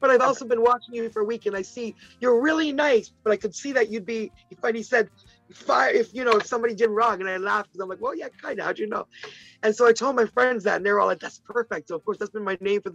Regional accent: Toronto, Ontario, Canada; also born or lived in Ottawa; I grew up in Ottawa, which is the capital of Canada. And until at age 10, I moved to Toronto

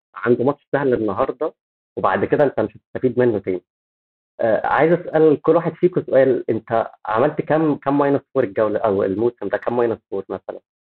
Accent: Egypt; احنا عندنا في مصر

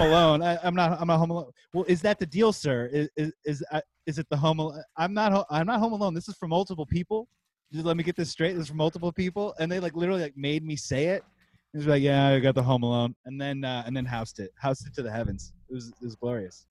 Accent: Midwest, United States; We're from the Midwest

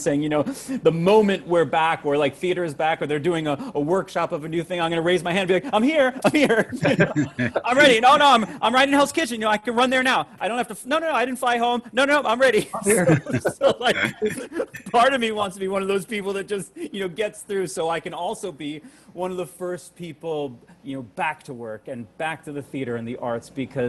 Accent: Long Island, New York, United States; also born or lived in Queens, New York; grew up being born in Queens, growing up on Long Island.

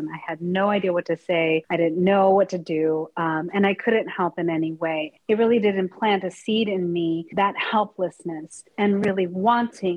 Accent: Colorado, United States; I grew up in Colorado

